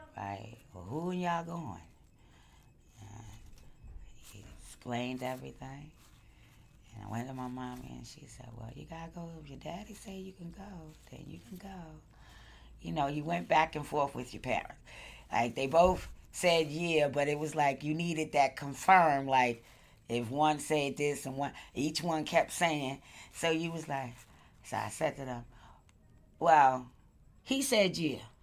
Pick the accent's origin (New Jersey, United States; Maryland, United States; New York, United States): New York, United States; New York City; I grew up in Crown Heights for the best part of my life